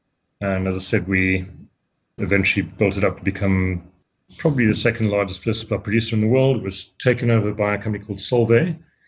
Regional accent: Malawi; born there; also born or lived in Zambia; Well, I was born in Malawi, so I'm an African. And Malawi at the time was Nyasaland. It was before independence of Malawi. And my parents then moved across to Zambia, to the Cobb Belt, where my grandparents had been for many years.

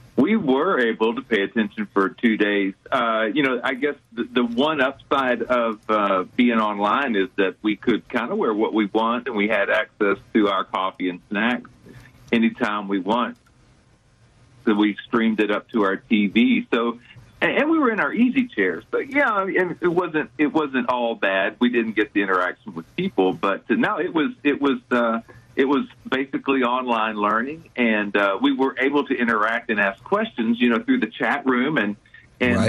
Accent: Houston, Texas, United States; I grew up in the Houston area, so I've been here uh, over 50 years

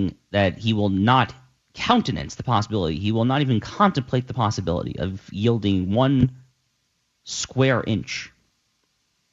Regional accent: United States; I am an American

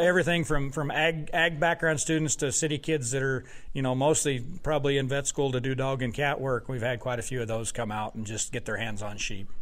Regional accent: Wyoming, United States; moved away as an adult; now in Wisconsin, United States; I grew up in Wyoming where the sheep industry was was large

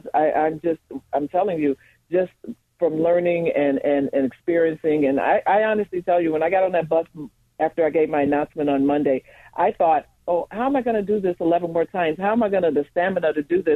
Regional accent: Chicago, Illinois, United States; I grew up in Chicago, north of 80

